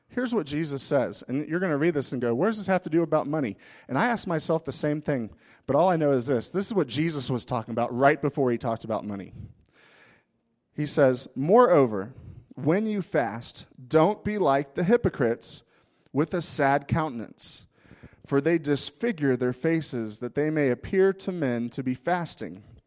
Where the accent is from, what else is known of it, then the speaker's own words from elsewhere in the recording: United States; we're American